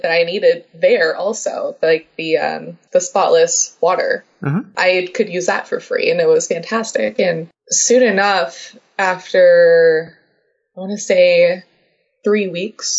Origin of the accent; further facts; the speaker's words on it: Los Angeles, California, United States; Told him LA.